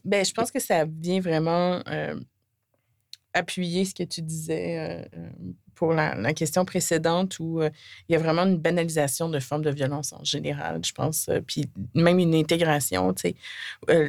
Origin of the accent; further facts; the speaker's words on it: Côte-Nord, Quebec, Canada; now in Montreal, Canada; j'ai grandi sur la Côte-Nord